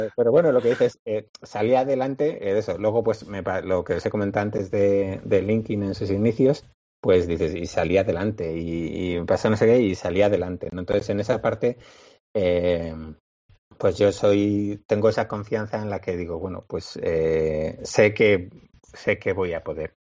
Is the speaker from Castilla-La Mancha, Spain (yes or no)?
no; Bilbao, Basque Country, Spain; somos de Bilbao